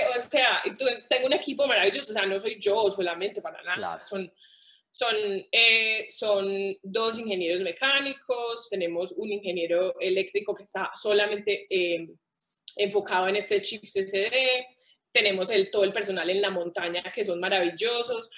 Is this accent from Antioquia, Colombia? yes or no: yes; Paisa, Antioquia, Colombia; como buena paisa